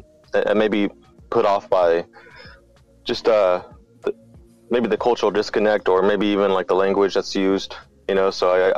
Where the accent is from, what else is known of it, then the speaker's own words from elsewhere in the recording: Bakersfield, California, United States; I was born and raised in Bakersfield.